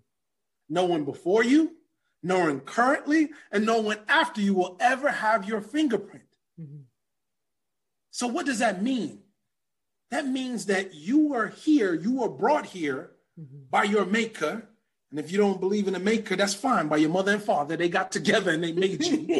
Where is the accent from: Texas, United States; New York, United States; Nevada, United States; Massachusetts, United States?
New York, United States; New York City; also born or lived in Brooklyn, New York; I was born in Brooklyn, raised in Queens. I'm of Jamaican descent